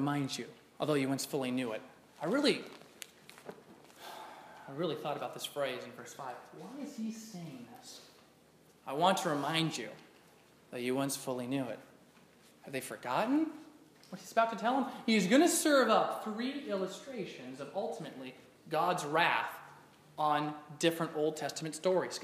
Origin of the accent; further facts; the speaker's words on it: Alaska, United States; my small Christian school growing up in Alaska